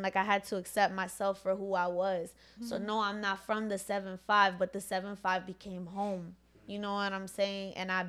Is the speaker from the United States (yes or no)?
yes; Virginia, United States; born or raised there; first language Spanish; English is a second language; also born or lived in Bronx, New York